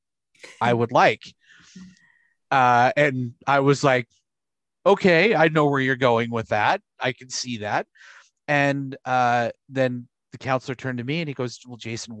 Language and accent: English; Utah, United States; I grew up in Utah